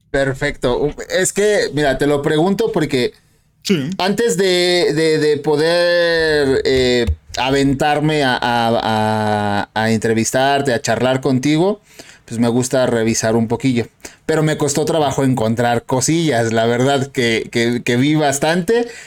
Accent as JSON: {"language": "Spanish", "country": "Mexico", "said": "Ok, eh, soy de aquí, de México. Eh, México, querido, lindo, hermoso."}